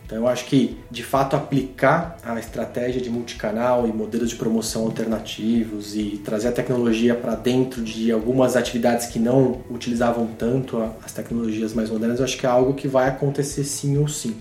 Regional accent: Brazil; a gente como brasileiro

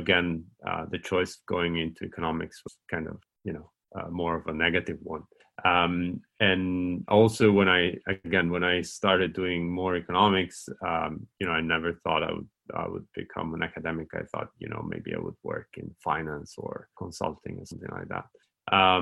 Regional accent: Italy; moved away as an adult; now in Oxford, United Kingdom; I'm from Italy.

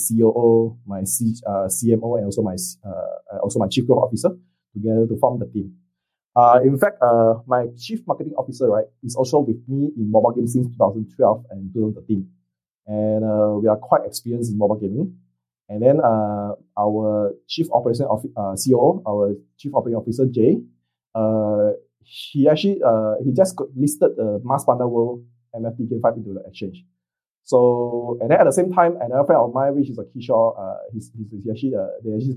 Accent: Singapore; now in Vietnam; I'm a Singaporean in Vietnam

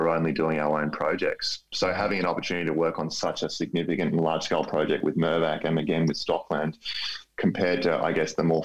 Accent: Melbourne, Victoria, Australia; I'm from Melbourne

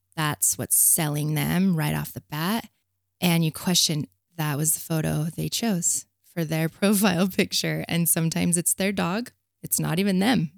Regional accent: Provo, Utah, United States; I grew up in Provo, of all the places, the epicenter of hell

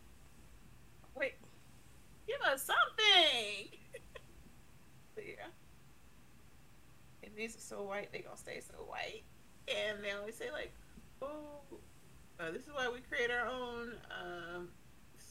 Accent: United States; I'm American and I'm not British

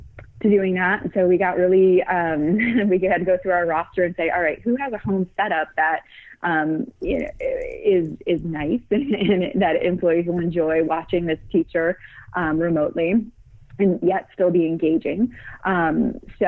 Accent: Midwest, United States; moved away as an adult; now in San Francisco, United States; We live in San Francisco, and what my husband and I love, we're from the Midwest

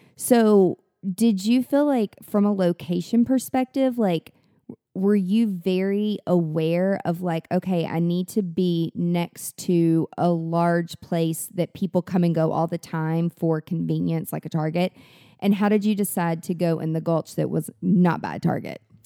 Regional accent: Mount Juliet, Tennessee, United States; I'm from Mount Juliet, which is like w, w, way, way, way country

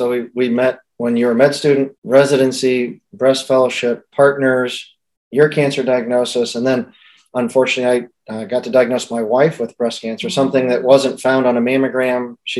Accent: Indiana, United States; now in Columbus, United States; I was born and raised in Indiana, a little farm boy, and now live in Columbus, Ohio

